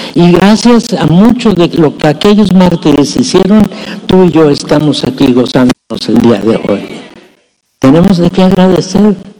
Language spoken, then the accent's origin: Spanish; Mexico; Nuestra ciudadanía legalmente la tenemos que reconocer como ciudadanía mexicana